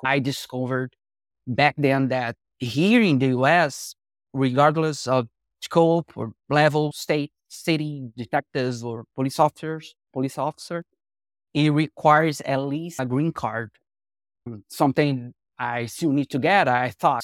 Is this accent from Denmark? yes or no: no; Rio de Janeiro, Brazil; I was born and raised in Rio de Janeiro, Brazil